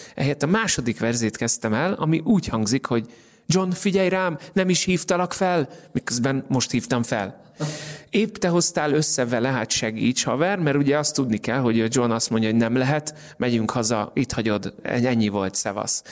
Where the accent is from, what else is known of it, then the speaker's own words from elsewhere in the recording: Hungary; now in Budapest, Hungary; magyar vagyok